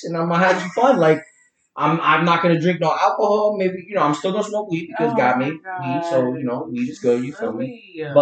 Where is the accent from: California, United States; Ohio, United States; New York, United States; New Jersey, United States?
New Jersey, United States; I'm from Jersey.